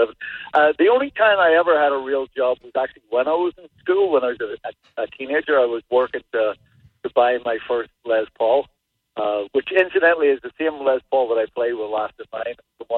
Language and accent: English; Ireland; also born or lived in Los Angeles, United States; now in New Hampshire, United States; I'm from Ireland originally